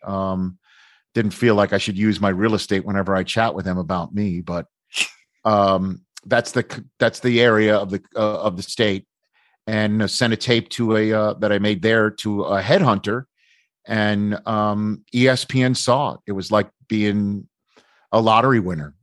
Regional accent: New York City, New York, United States; I'm from New York City.

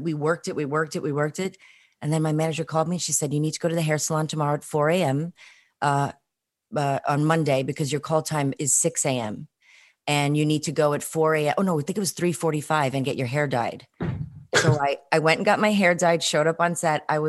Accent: New York City, New York, United States; I'm from Flatbush, but I went to Poly Prep in Bay Ridge.

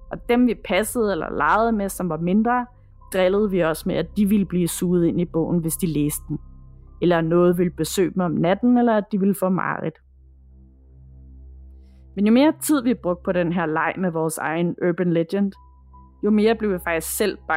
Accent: Herlev, Capital Region of Denmark, Denmark; Jeg er fra Herlev, og vi kunne godt lide at være på Herlev Bibliotek, da vi var små.

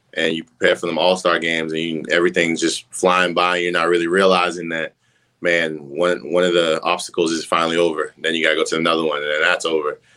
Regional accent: Massachusetts, United States; moved away as an adult; I'm from up north. I'm from Massachusetts

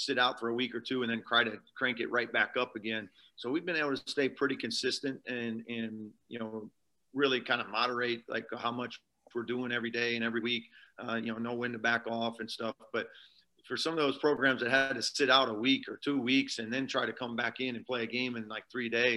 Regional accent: Iowa, United States; moved away as an adult; also born or lived in Omaha, Nebraska; I was you know, born and raised in Iowa, and then you know, and then was in Omaha for 20 years

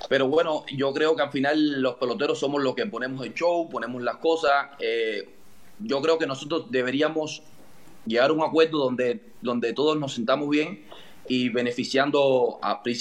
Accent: Madrid, Community of Madrid, Spain; Al Madrid. Sí, soy de Madrid.

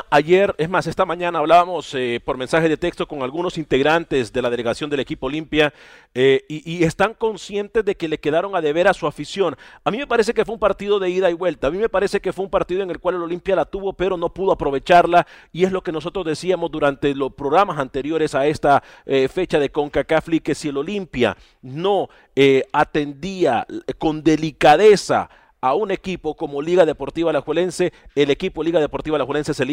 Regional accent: Honduras; nos encontramos en territorio centroamericano, específicamente en mi tierra natal, en Honduras

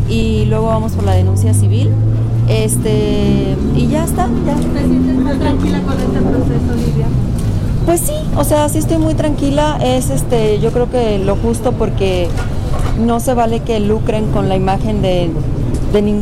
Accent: Mexico; Soy mexicana y me considero mexicana y no por nacer en otro lugar

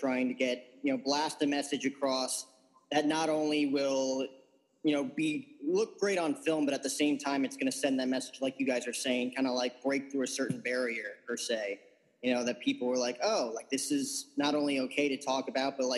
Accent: New York, United States; I grew up on the East Coast, New York, very, very tough area to grow up

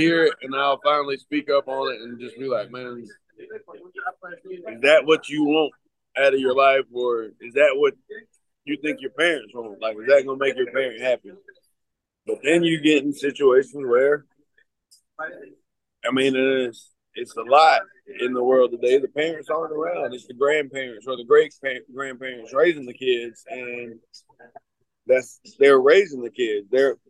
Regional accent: Cleveland, Georgia, United States; And it's, it's in White County in Cleveland, where my hometown is.

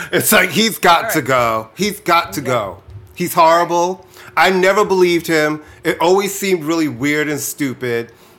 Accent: New York City, New York, United States; I grew up in Queens

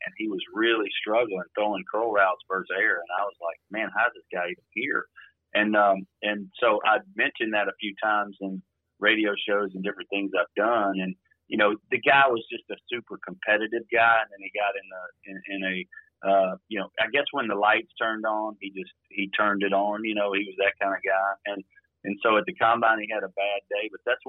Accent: Shreveport, Louisiana, United States; moved away as an adult; I'm coming from Podunk, Shreveport, Louisiana, Bible Belt, and I'm now with Al Leiter in New York.

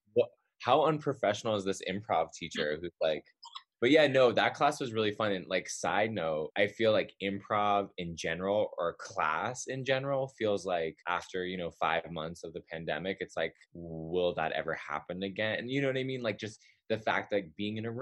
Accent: Massachusetts, United States; now in Los Angeles, United States; I'm from Massachusetts

